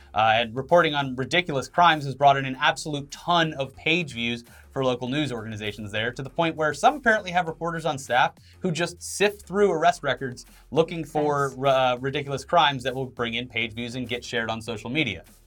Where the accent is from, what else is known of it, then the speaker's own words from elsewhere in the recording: Florida, United States; moved away; born and raised in Florida